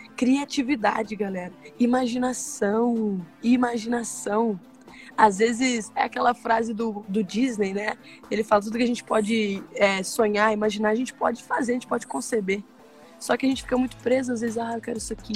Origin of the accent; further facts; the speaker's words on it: Minas Gerais, Brazil; accent: mineiro; Eu sou mineira, né? Dá pra perceber pelo sotaque